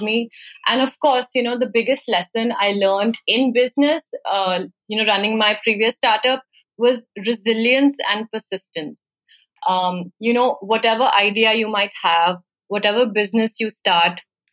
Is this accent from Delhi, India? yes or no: no; Chandigarh, India; also born or lived in Italy / Bombay; I moved back home to Chandigarh, which is my hometown